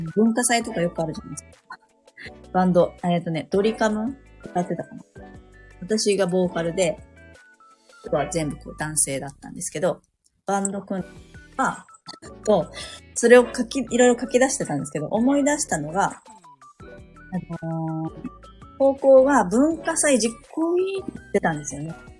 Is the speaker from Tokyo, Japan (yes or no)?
no; Saitama, Japan; moved away as an adult; now in Sapporo, Japan; 私、地元は埼玉なんですけど、嫁に来て、こっちに住んでるんですよね